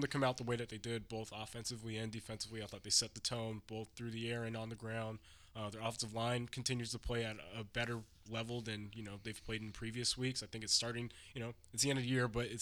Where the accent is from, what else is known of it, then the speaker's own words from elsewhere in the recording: Southern California, United States; now in Arizona, United States; I'm from Southern California.